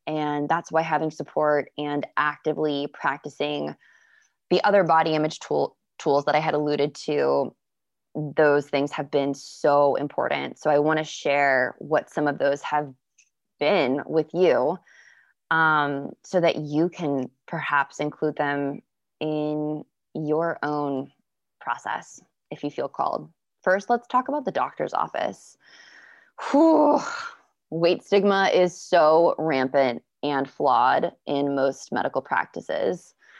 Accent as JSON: {"language": "English", "region": "Florida", "country": "United States", "tie": "born or raised there", "said": "I grew up in Florida"}